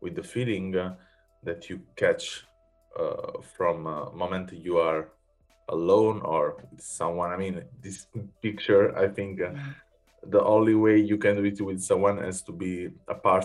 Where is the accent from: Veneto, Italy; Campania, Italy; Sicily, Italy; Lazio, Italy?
Campania, Italy; a village close to Naples; now in Berlin, Germany; I'm from Naples, so a village close to Naples in Italy. And when I moved in Berlin